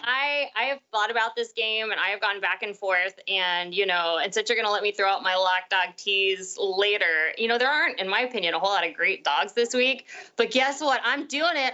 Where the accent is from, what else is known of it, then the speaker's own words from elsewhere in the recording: right outside of Dallas, Texas, United States; I grew up right outside of Dallas